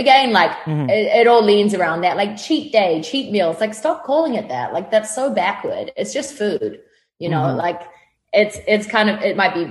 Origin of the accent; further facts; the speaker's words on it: New Zealand; moved away; I grew up in New Zealand on a farm